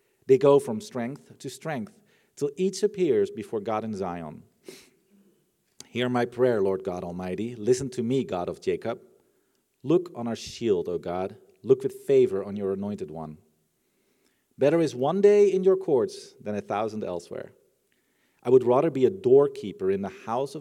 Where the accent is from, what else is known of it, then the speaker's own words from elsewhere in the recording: Netherlands; I'm from the Netherlands